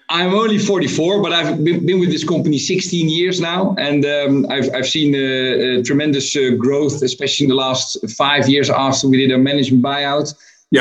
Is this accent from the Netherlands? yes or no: yes; Netherlands; I'm from Holland